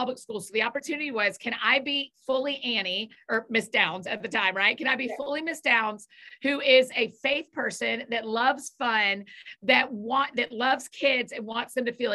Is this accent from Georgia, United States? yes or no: yes; Atlanta, Georgia, United States; moved away as an adult; now in Nashville, United States; I grew up in Atlanta, but I have been in Nashville for about 14 years